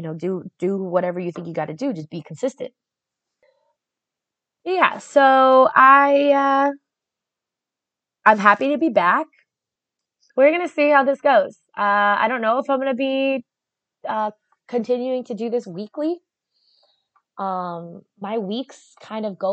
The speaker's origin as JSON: {"language": "English", "region": "South Florida", "country": "United States", "said": "I'm from South Florida, which is North Central America."}